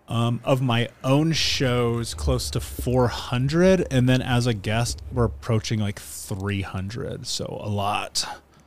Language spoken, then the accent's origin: English; Indianapolis, Indiana, United States; I grew up in Indiana. I grew up in Indianapolis specifically